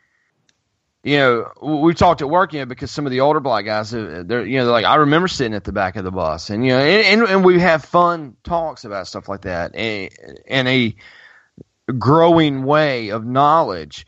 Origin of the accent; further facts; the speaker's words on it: Greensboro, North Carolina, United States; A&T here in my hometown